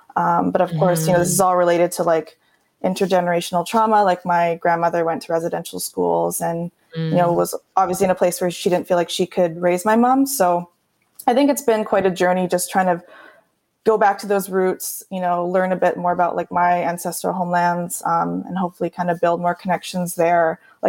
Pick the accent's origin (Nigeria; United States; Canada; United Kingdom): Canada; Surrey, British Columbia; also born or lived in Victoria, Canada; now in Vancouver, Canada; I grew up in South Surrey, White Rock area.